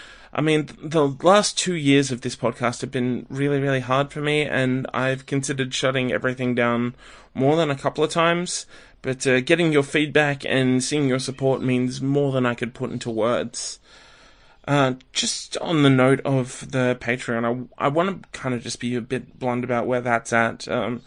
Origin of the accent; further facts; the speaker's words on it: Australia; maybe I'm the Australian version of Better Yet.